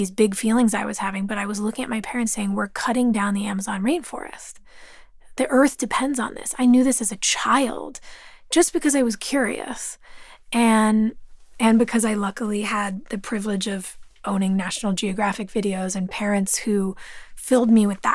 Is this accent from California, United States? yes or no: yes; Los Angeles, California, United States; Growing up in Los Angeles